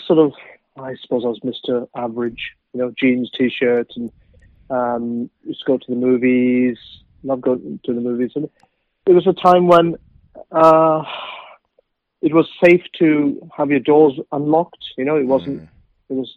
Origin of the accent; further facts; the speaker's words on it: Wales, United Kingdom; also born or lived in near Cardiff; now in Swansea, United Kingdom; I was born in Wales in a faraway galaxy in 1968.